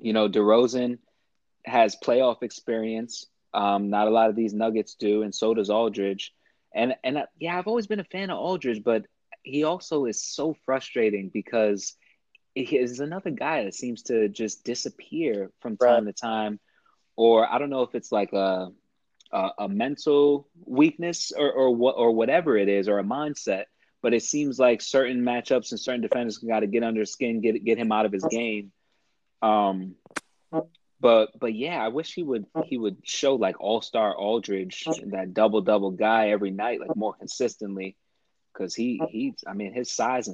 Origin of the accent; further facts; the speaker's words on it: New York, United States; born and raised in New York